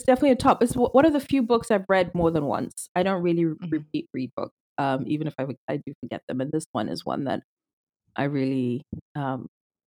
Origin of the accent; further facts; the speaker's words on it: Zimbabwe; moved away as an adult; I was born and raised in Zimbabwe. I'm Zimbabwean. And lived there my whole life, all through high school